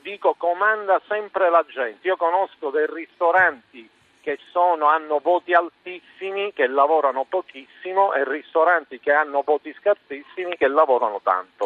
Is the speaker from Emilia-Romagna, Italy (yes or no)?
no; Palermo, Sicily, Italy; io sono di Palermo